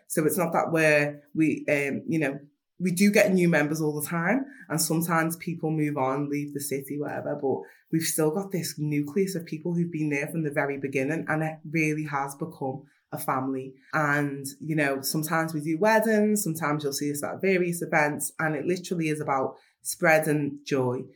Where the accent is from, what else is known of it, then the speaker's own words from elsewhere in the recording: Liverpool, North West England, United Kingdom; I'm from Liverpool 8 from Toxteth